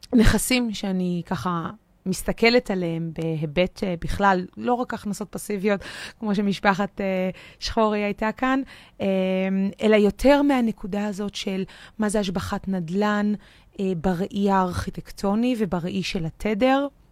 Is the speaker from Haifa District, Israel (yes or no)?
no; Tel Aviv, Tel Aviv District, Israel; בתור תל אביבית במקור